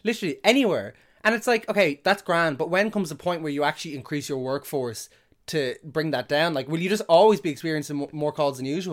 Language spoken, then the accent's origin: English; Drogheda, Leinster, Ireland; also born or lived in Dublin; I'm from Dublin, but I grew up in, in, in Drogheda